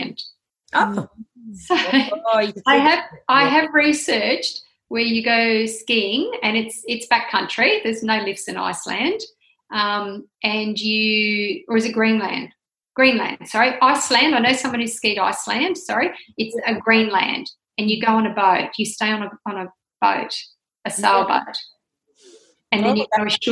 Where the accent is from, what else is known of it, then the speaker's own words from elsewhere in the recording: Australia; now in Canada; I love Canada. That's my home country. So, yeah, even though I grew up in Australia, Canada's home